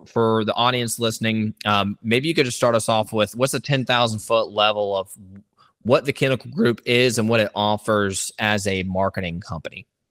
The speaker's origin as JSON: {"language": "English", "town": "Savannah", "region": "Georgia", "country": "United States", "tie": "born or raised there", "said": "I too was born and raised in the Savannah area"}